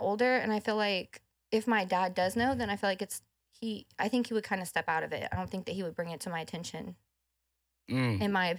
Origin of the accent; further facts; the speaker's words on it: Houston, Texas, United States; So I'm from Houston. I'm from the north side.